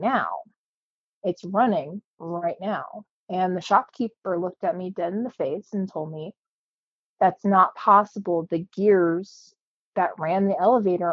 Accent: Cañon City, Colorado, United States; now in Pueblo, United States; I grew up in Canyon City, Colorado, lived there until I went to college, moved back after college, and then moved to Pueblo full-time

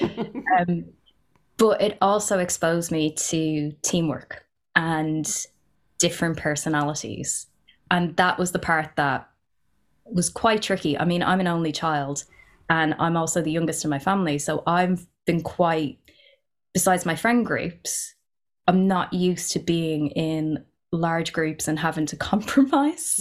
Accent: Ireland; I'm half Pakistani, half Irish. Growing up in Ireland, being mixed race

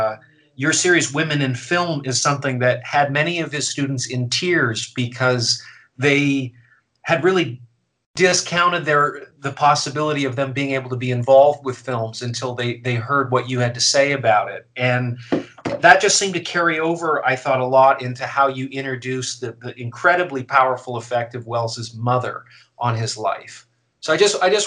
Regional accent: Canada; now in United States; I'm Canadian

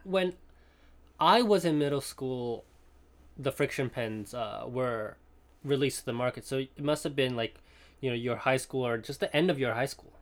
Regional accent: Hong Kong; moved away; also born or lived in Princeton; in Hong Kong, uh, when I was growing up

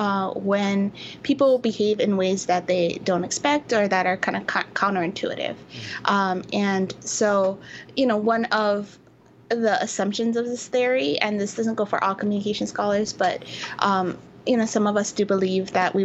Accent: Hawaii, United States; I'm from Hawaii. I was born and raised there

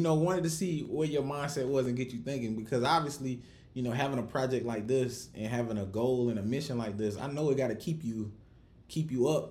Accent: Rock Hill, South Carolina, United States; now in Houston, United States; I'm from Rock Hill, South Carolina, so Columbia ain't nothing but up the road

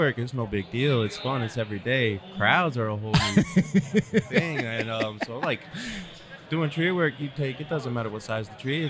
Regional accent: Charlotte, North Carolina, United States; Charlotte, North Carolina.

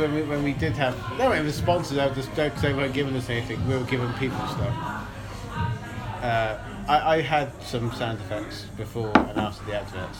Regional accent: Luton, East of England, United Kingdom; No, I'm from Luton

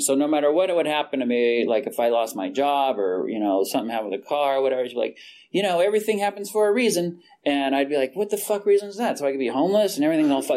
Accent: Fresno, California, United States; I was born in Fresno, California.

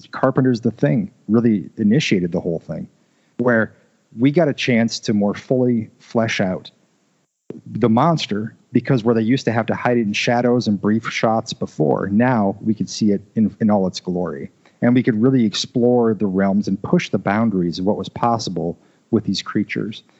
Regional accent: Iowa, United States; I'm from Iowa. I still live in Iowa

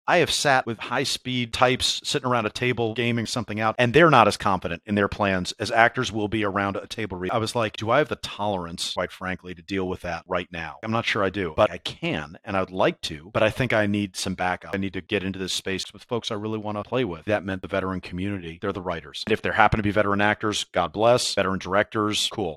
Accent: New York, United States; as a New Yorker

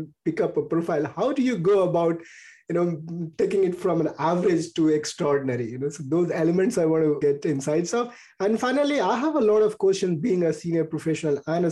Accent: India; moved away; I'm an Indian expat

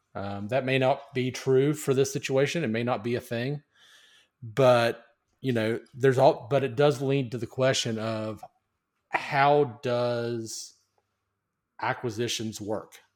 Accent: United States; as an American, I am proud to be an American

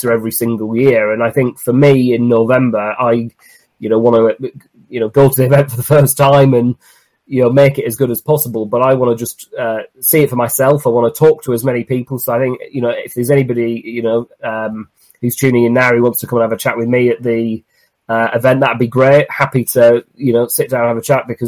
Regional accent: Cumbria, North West England, United Kingdom; moved away; I'm originally from Cumbria

